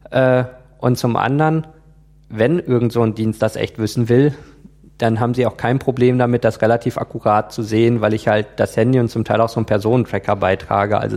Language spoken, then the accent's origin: German; Germany; Wenn ich dahin fliege, registriere ich mich ja auch immer beim Auswärtigen Amt als Deutscher im Ausland.